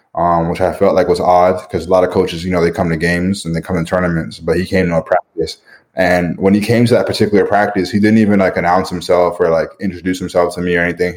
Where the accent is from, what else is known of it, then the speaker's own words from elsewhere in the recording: Canada; moved away; being Canadian